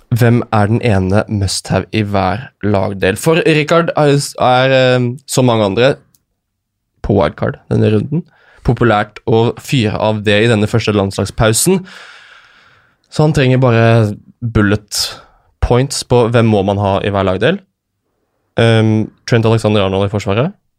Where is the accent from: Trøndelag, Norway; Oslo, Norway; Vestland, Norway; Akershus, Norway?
Akershus, Norway; Lørenskog; hjemme på Lørenskog